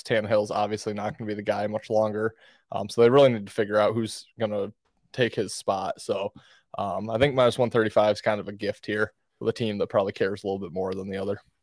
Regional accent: Detroit, Michigan, United States; my hometown, Detroit

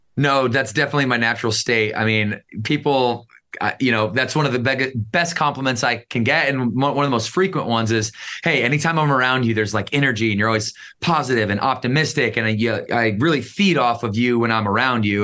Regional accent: Battle Creek, Michigan, United States; I grew up in Battle Creek, Michigan.

